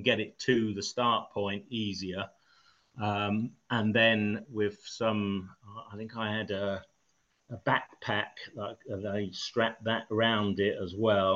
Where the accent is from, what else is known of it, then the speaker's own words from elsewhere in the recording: Eastbourne, South East England, United Kingdom; moved away; my hometown of Eastbourne